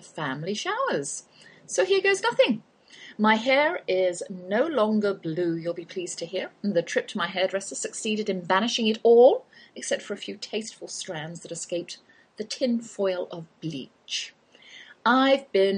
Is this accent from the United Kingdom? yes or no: yes; England, United Kingdom; accent: English; now in Texas, United States; that's my English accent you're hearing, though I've lived in the Lone Star State half my life.